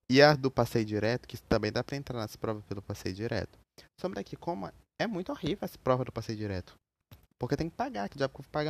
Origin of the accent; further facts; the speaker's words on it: Maranhão, Brazil; Eu sou maranhense, moro nessa cidade maldita, presa nesse lugar desgraçado. E eu tenho que morar aqui, né? É a vida, né?